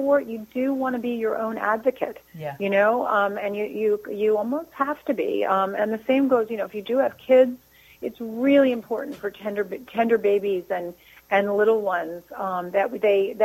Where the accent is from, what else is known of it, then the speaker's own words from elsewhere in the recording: New Jersey, United States; I'm from New Jersey